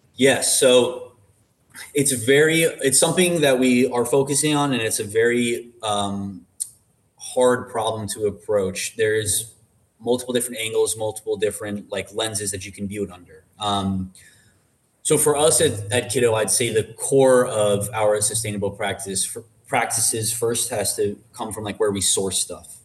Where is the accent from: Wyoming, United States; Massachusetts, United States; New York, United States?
New York, United States; Long Island; I was born and raised on Long Island